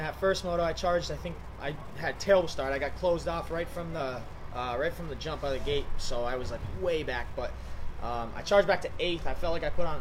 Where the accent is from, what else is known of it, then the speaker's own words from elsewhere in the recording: Ludlow, Massachusetts, United States; I'm from New England